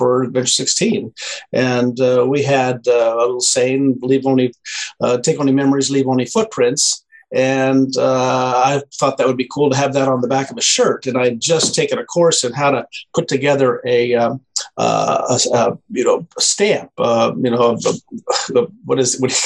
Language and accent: English; Twin Falls, Idaho, United States; I grew up in Idaho, in Twin Falls, Idaho, southern Idaho